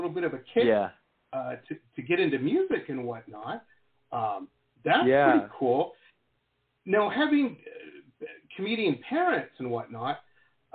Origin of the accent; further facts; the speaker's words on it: Detroit, Michigan, United States; I grew up in the 80s in Detroit